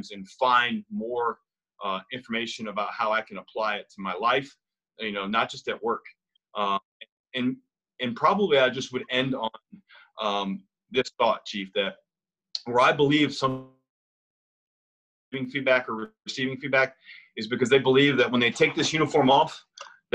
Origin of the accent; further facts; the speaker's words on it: the South, United States; I'm from the South too